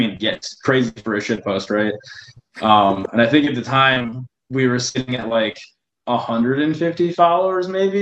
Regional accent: Michigan, United States; moved away as an adult; now in Ohio, United States; But I'm from Michigan. Me and Dylan went to high school together.

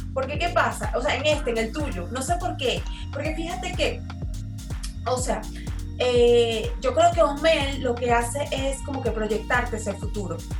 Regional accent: Maracay, Aragua, Venezuela; somos de Maracay

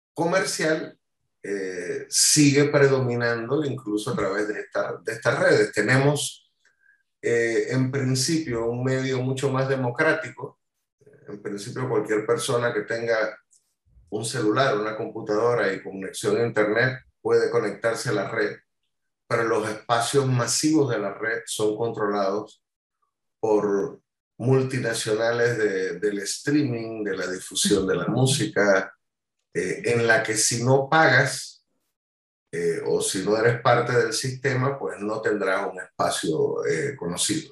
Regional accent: Panama; quedarme en, en mi país y de hacer el trabajo cultural y musical desde mi país

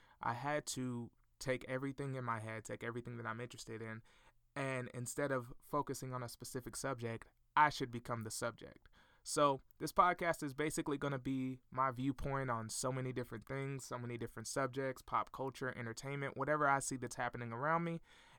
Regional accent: Fort Smith, Arkansas, United States; I'm from Fort Smith, Arkansas.

